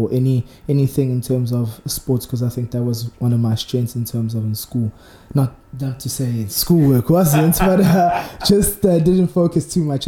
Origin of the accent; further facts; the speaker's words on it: Margate, KwaZulu-Natal, South Africa; also born or lived in Nkotsaneni; On the South Coast, I came from Nkotsaneni, but originally I was raised in Margate.